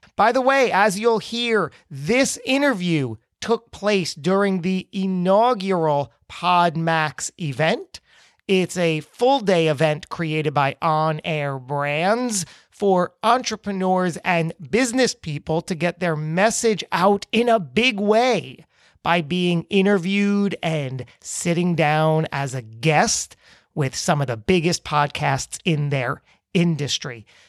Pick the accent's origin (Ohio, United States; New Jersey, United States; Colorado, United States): New Jersey, United States; beautiful Trenton, New Jersey, the Great Garden State, my home state that I adore and love